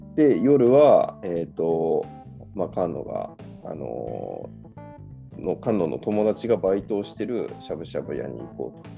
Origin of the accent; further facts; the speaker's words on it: Hokkaido, Japan; 幼なじみなんで北海道人なんですけど